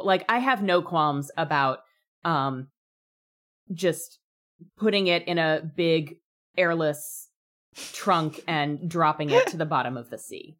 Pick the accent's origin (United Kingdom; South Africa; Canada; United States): United States; I'm an American